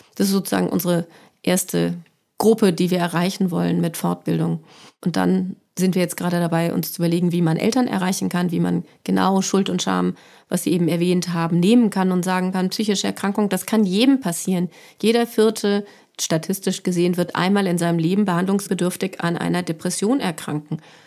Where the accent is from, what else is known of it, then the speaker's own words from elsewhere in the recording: Frankfurt, Hesse, Germany; ich komme aus Frankfurt